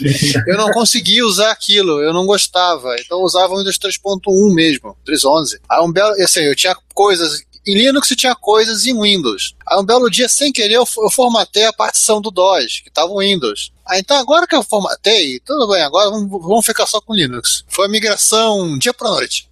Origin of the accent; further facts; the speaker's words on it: Rio de Janeiro, Brazil; now in Campinas, Brazil; nós dois somos carioca, né? Só que eu sou carioca no exílio, atualmente eu moro em Campinas